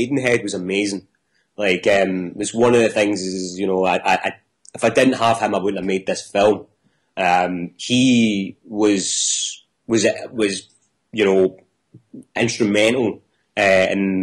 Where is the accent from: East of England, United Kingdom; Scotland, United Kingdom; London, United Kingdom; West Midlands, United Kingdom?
Scotland, United Kingdom; Coatbridge; I'm from Coatbridge